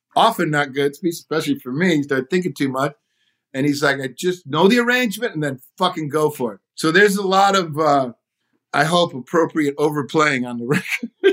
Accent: outside of Detroit, Michigan, United States; I grew up outside of Detroit

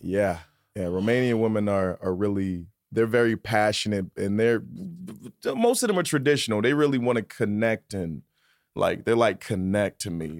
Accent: Virginia, United States; moved away; also born or lived in New York City; I'm from Virginia

